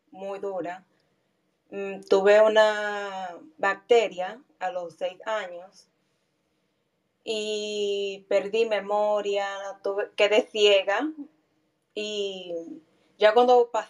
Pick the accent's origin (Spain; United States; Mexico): United States; Pero como yo vine de Estados Unidos, eh, me comenzaron a ver y a hablar conmigo y eso, y así comenzaron a progresar.